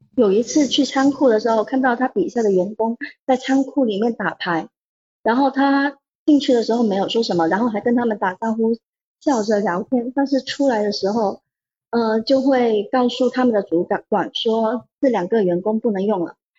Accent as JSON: {"language": "Chinese", "region": "Guangdong", "country": "China", "accent": "southern", "said": "对，广东人"}